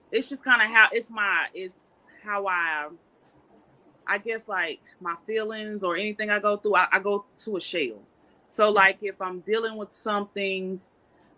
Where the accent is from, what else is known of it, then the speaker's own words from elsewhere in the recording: North Carolina, United States; I'm from North Carolina. I'm a country girl.